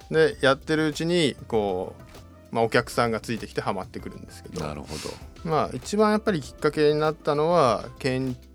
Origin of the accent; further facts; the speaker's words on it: Koiwai, Iwate, Japan; also born or lived in Hanamaki; 育ちはあの岩手の小祝農場